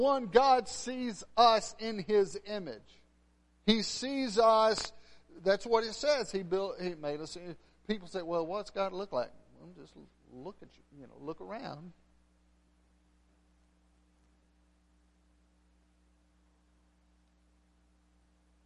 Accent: West Texas, United States; moved away; I'm from West Texas.

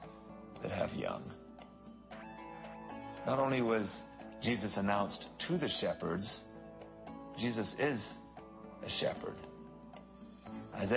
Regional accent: England, United Kingdom; moved away; also born or lived in Dallas, Texas; When I was a little guy, I grew up in England.

